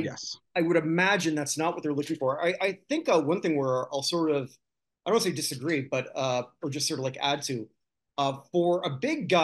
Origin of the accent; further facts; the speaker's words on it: Toronto, Ontario, Canada; growing up in Toronto